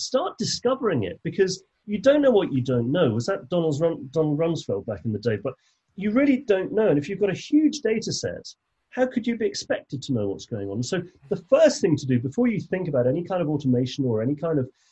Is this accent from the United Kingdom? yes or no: yes; England, United Kingdom; I'm English